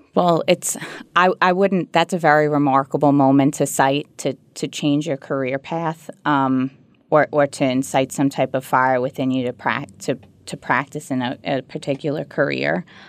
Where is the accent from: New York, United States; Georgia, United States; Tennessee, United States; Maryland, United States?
New York, United States; New York City; also born or lived in Levittown, Long Island, New York; I was born in Ozone Park, New York, which is a subset of Queens, and moved to Long Island, Levittown specifically, uh, when I was high school age